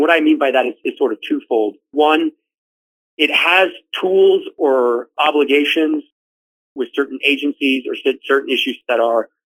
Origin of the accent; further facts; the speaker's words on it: Stockton, California, United States; now in Idaho, United States; I grew up in the Central Valley of California in a place called Stockton